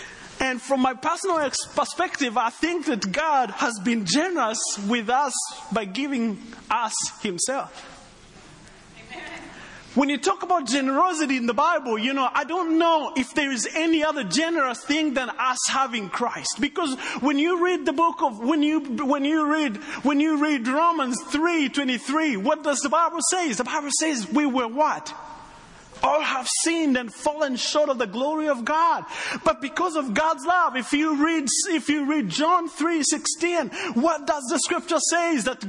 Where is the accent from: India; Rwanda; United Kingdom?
Rwanda; accent: Texan; Well, me, I come from Rwanda, but I have a little bit of a Texan accent.